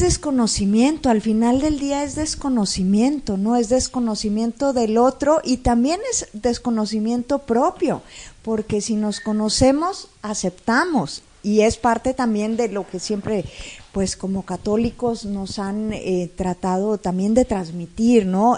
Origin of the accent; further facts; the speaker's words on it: Monterrey, Nuevo León, Mexico; Como regios